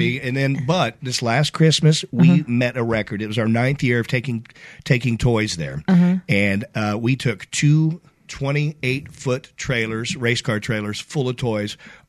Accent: Indiana, United States; My dad. And we grew up in Indiana, so

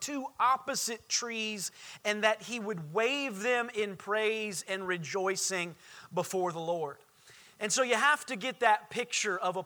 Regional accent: Indiana, United States; moved away as an adult; now in Orlando, United States; I grew up in Indiana.

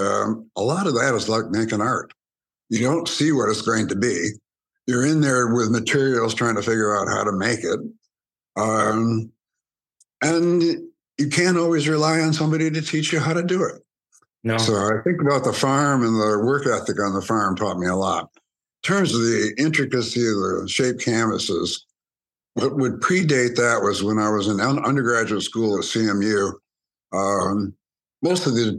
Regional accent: Grand Blanc, Michigan, United States; also born or lived in Byron, Michigan; I was raised in Grand Blanc, Michigan, on my mother's family farm

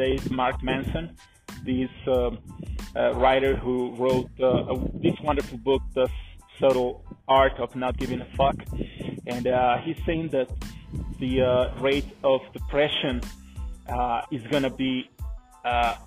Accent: San Miguel de Allende, Guanajuato, Mexico; my hometown, San Miguel de Allende

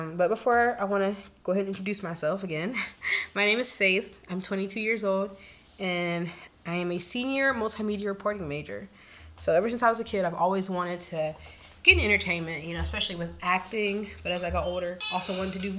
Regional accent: United States; I'm from the States

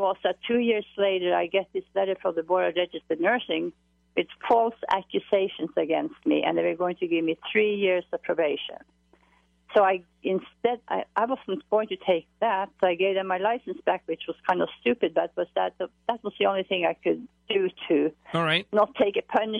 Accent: Norway; accent: Norwegian; I'm from Norway.

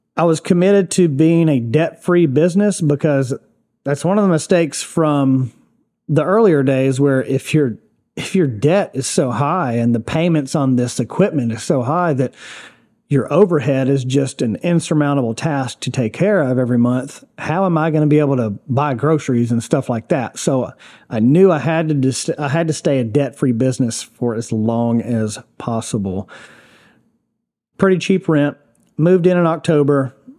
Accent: Gallatin, Tennessee, United States; I grew up in Gallatin

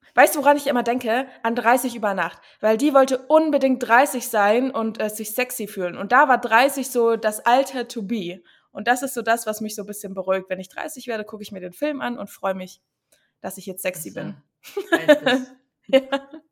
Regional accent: Chemnitz, Saxony, Germany; moved away as an adult; now in Berlin, Germany; komme ich ursprünglich aus Chemnitz, bin aber vor sechs, sieben Jahren nach Berlin gezogen

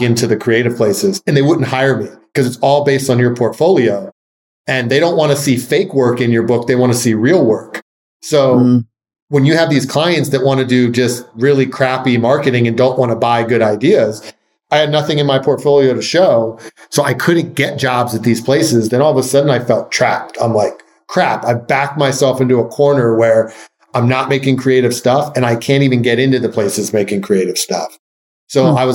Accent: Philadelphia, Pennsylvania, United States; moved away; I moved back to my hometown of Philadelphia

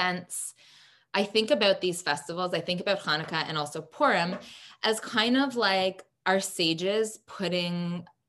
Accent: Canada; as a Canadian

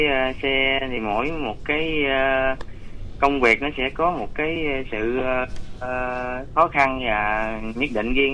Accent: Cái Bè, Tiền Giang, Vietnam; now in Đức Hòa, Vietnam; Dạ ở ờ, cái bè Tiền Giang ạ.

